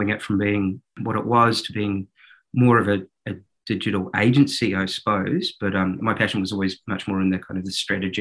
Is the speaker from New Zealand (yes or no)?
yes; New Zealand; accent: New Zealand; moved away; I started in advertising and marketing in New Zealand, as you might be able to tell from my accent.